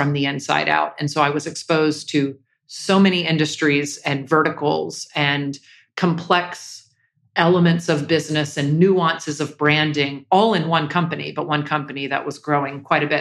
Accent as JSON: {"language": "English", "town": "Jacksonville", "region": "Florida", "country": "United States", "tie": "born or raised there", "said": "I grew up in Jacksonville, Florida."}